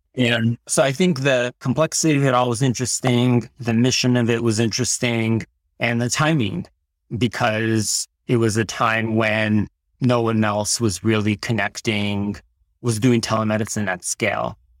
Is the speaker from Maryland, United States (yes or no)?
no; Fremont, California, United States; also born or lived in Tashkent, Uzbekistan; My family and I immigrated to the United States when I was ten years old and grew up in the Bay Area all throughout high school